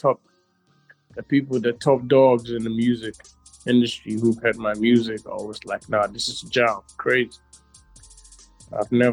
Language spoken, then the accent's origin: English; Eastern Region, Ghana; now in Accra, Ghana; Me, I'm from Eastern Region. I'm from a town called Chibi